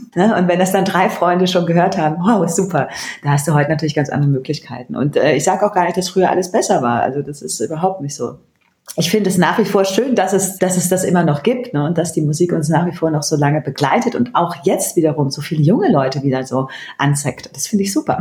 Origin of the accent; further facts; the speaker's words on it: Bergisch Gladbach, North Rhine-Westphalia, Germany; moved away as an adult; also born or lived in Berlin; bin aufgewachsen in Köln, in der Nähe von Köln, in Bergisch Gladbach